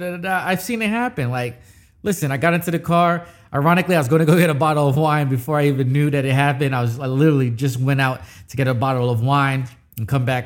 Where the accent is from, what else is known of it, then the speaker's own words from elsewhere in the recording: New York City, New York, United States; born there; I say I was born in New York. I don't claim it as much, but you always see me in a Yankee fitted.